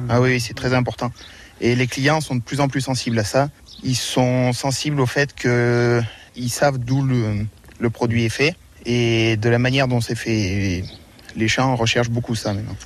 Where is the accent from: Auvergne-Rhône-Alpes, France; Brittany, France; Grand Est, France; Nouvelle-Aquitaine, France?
Auvergne-Rhône-Alpes, France; Châteauguay; Moi, à l'origine, je suis de Châteauguay. J'habitais à côté d'une exploitation agricole